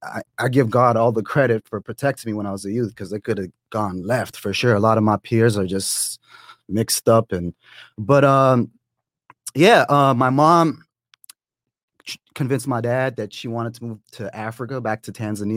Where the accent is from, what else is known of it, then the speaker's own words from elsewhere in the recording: Toronto, Ontario, Canada; now in Atlanta, United States; I am originally from Toronto, but I live in Atlanta.